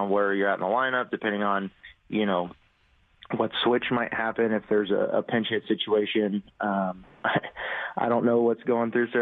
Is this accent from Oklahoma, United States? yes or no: yes; Oklahoma, United States; growing up in Oklahoma